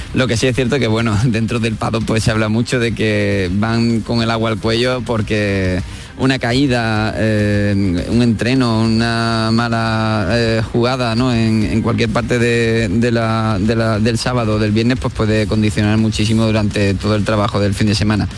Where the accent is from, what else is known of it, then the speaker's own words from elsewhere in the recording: Spain; somos españoles